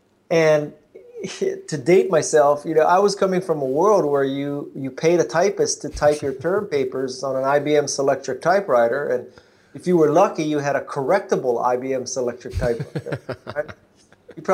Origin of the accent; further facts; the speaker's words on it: Honolulu, Hawaii, United States; I was born and raised in Honolulu, Hawaii.